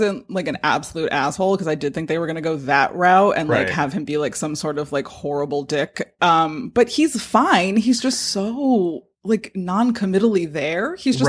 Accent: Hudson Valley, New York, United States; I am from the Hudson Valley.

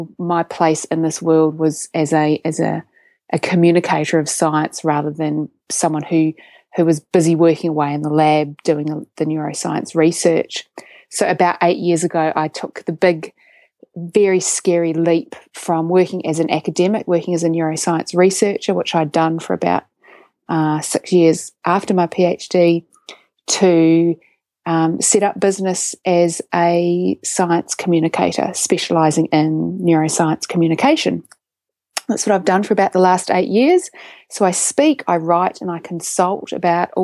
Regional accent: Christchurch, Canterbury, New Zealand; accent: Kiwi; moved away as an adult; also born or lived in Oxford, England; now in Sydney, Australia; I live in Sydney, Australia, but I was born in Christchurch, New Zealand. So I have a Kiwi accent. I grew up in New Zealand

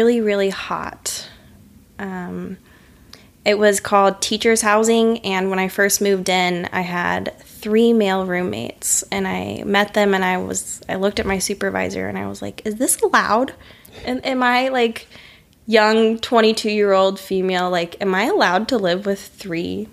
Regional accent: Boston, Massachusetts, United States; I'm from Boston.

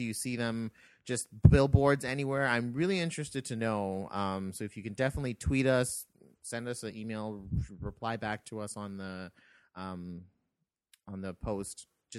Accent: Canada; because we're Canadian.

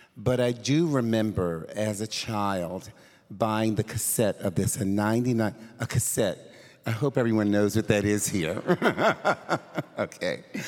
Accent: Philadelphia, Pennsylvania, United States; moved away; I'm originally from Philadelphia

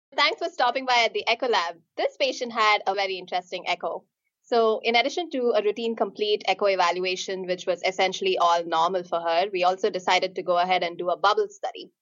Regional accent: India; also born or lived in Kansas City; now in Pittsburgh, United States; I'm originally from India

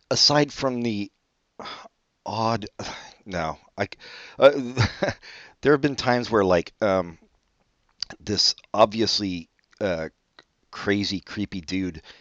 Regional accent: Brazil; born there; No, I was born in Brazil.

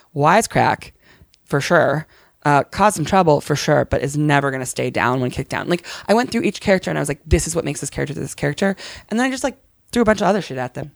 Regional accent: Connecticut, United States; I grew up Muslim in Connecticut

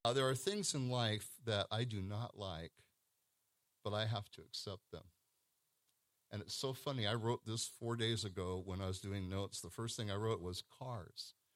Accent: Pacific Northwest, United States; I come from the Pacific Northwest

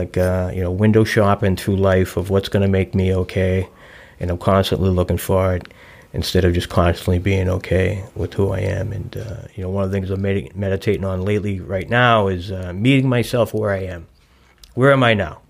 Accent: Boston, Massachusetts, United States; now in Newton, United States; I grew up in South Boston, and, you know, everybody knows everybody's business

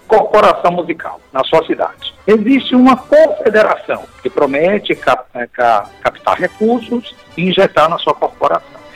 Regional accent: Salvador, Bahia, Brazil; eu nasci na cidade de Salvador, capital da Bahia, claro. Lá me criei até uns certos alguns anos

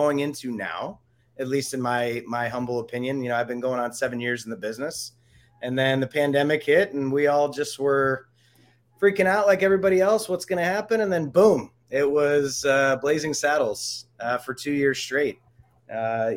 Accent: Ohio, United States; now in Denver, United States; I'm originally from Ohio

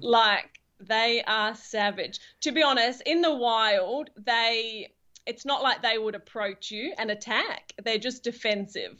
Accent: England, United Kingdom; now in Perth, Australia; I'm actually from England originally

